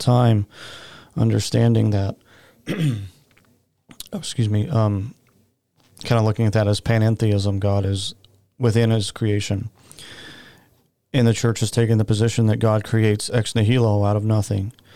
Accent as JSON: {"language": "English", "region": "Oklahoma", "country": "United States", "tie": "born or raised there", "said": "I grew up in the Baptist Church in Oklahoma"}